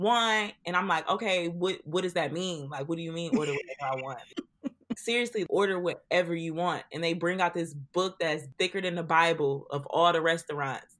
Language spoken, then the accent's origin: English; Detroit, Michigan, United States; me and Sam Austin's are from Detroit